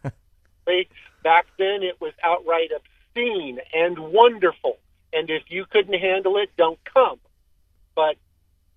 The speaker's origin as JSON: {"language": "English", "town": "Key West", "region": "Florida", "country": "United States", "tie": "born or raised there", "said": "I grew up in Key West in the 70s and 80s"}